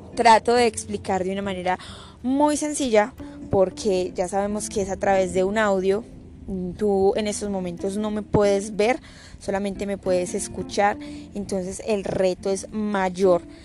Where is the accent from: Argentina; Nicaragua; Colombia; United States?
Colombia; soy de Colombia